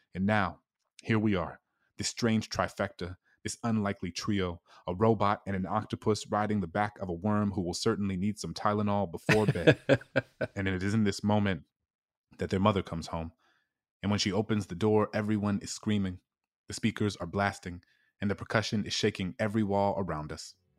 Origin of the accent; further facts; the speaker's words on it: New Orleans, Louisiana, United States; my hometown in New Orleans